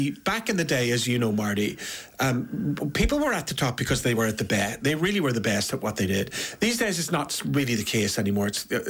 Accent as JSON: {"language": "English", "country": "Ireland", "said": "I'm a singer from Ireland."}